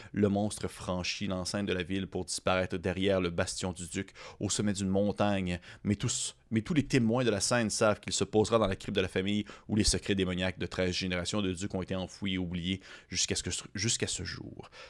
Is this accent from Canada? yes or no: yes; Quebec, Canada; accent: gros accent québécois; J'ai eu mon gros accent québécois